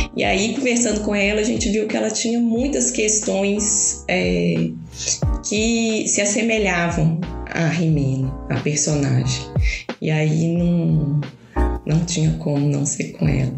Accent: Belo Horizonte, Minas Gerais, Brazil; accent: mineiro; also born or lived in Brasília; Eu nasci em Brasília, né? Mas eu sou bem Belo Horizonte.

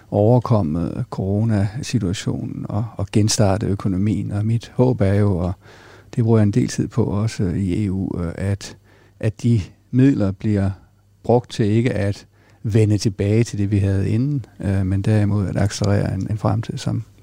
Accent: Greenland; accent: Jutlandic; jeg tror, det er mere jysk i virkeligheden. Og så tror jeg, at min, min opvækst på Grønland har været med til at forme en, en, jeg sige, en, et, en nysgerrighed og en, en global mindset.

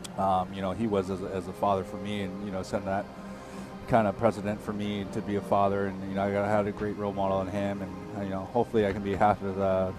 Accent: California, United States; So I grew up in California

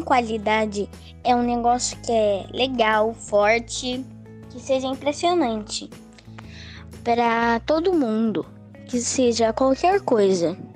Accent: Lapa, Paraná, Brazil; Eu sou da Lapa Paraná

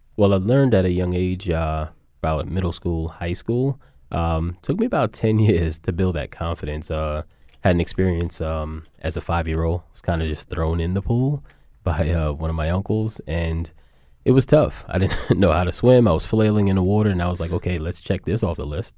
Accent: New York City, New York, United States; growing up in New York

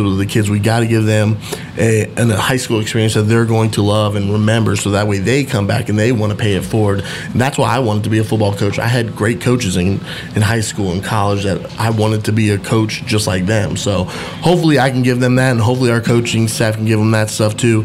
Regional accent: Central Florida, United States; moved away; how I grew up in Central Florida

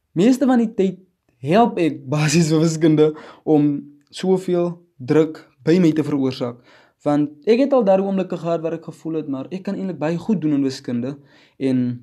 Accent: Wegdraai community, 100 km outside Upington, Northern Cape, South Africa; ek is van Wegdrye Gemeenskap 100 km buite Appington

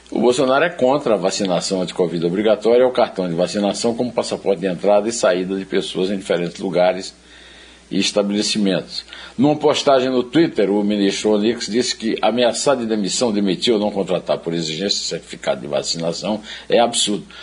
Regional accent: Uiraúna, Paraíba, Brazil; eu sou de Iraúna

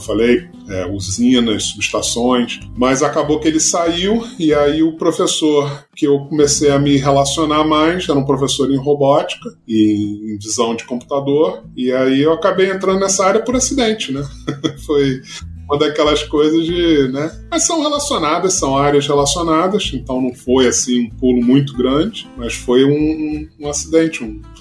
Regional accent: Rio de Janeiro, Brazil; É, tá certo nasci no Rio, tá. não vou dizer quando, mas já tem bastante tempo.

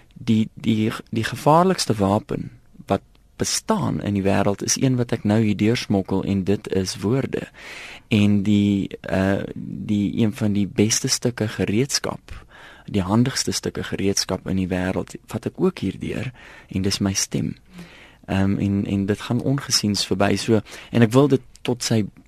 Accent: South Africa; ek is maar tipies Afrikaner

